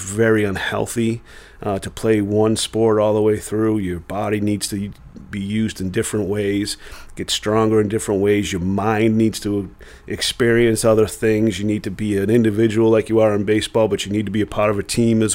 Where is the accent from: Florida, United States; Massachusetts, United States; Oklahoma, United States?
Massachusetts, United States; Peabody; also born or lived in Danvers; We're both from Peabody, same as you, but I moved to Danvers